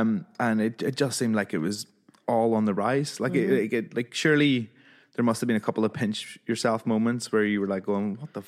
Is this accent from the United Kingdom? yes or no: yes; Northern Ireland, United Kingdom; accent: Northern Irish